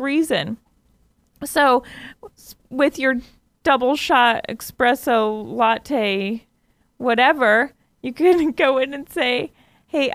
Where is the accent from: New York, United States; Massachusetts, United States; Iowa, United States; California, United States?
Iowa, United States; I grew up in Iowa